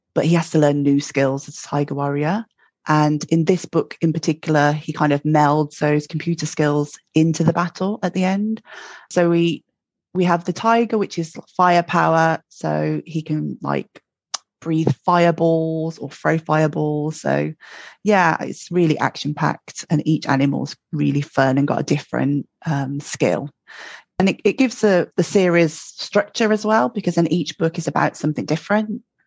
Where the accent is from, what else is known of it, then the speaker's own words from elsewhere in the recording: Birmingham, West Midlands, United Kingdom; now in Glasgow, United Kingdom; I'm in Glasgow, but I'm from Birmingham, as you can probably tell from my accent. And uh, born and bred in Birmingham, I grew up with uh, my parents, Ron and Jean